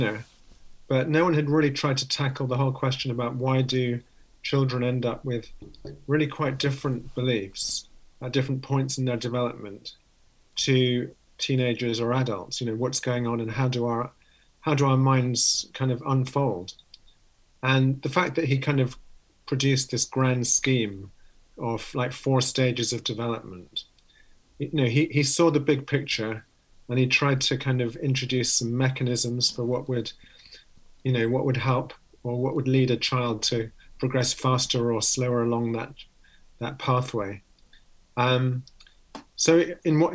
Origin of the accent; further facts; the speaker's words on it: London, United Kingdom; moved away as an adult; also born or lived in Oxford; now in Cambridge, United Kingdom; I grew up in London, so not too far away from where I am now, just an hour away. Just in North London